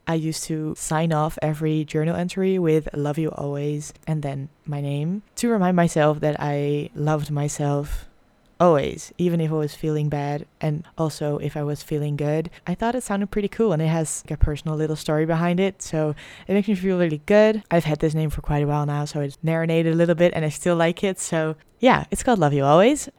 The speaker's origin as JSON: {"language": "English", "country": "Netherlands", "second_language": "English", "said": "I am from the Netherlands. I'm Dutch, so please excuse my accent."}